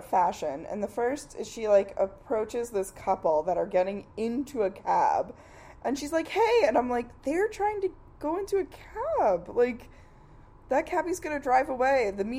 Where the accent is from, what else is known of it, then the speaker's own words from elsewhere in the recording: New York, United States; I'm from New York